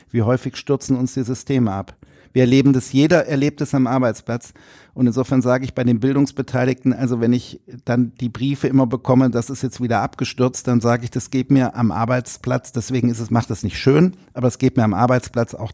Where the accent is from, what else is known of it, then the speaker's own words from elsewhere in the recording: Rhineland, Germany; aber ich, im Herzen bin ich Rheinländer.